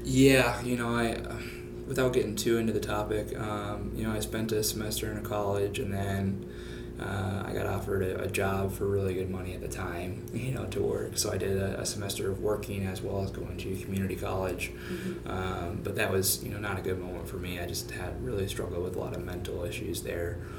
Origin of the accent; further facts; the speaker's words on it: suburb of Minneapolis, Minnesota, United States; moved away as an adult; also born or lived in Phoenix, Arizona; I actually grew up in Minnesota, uh, suburb of Minneapolis